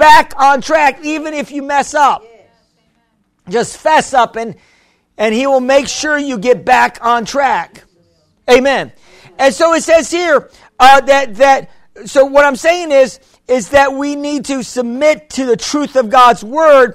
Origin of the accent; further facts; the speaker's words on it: United States; I'm American. I speak no Spanish